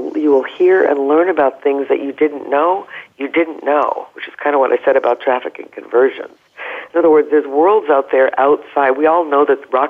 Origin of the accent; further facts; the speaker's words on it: New England, United States; moved away as an adult; also born or lived in Vermont / Bay Area, California; now in San Diego, United States; after growing up in New England, going to the University of Vermont, I spent over 30 years in the Bay Area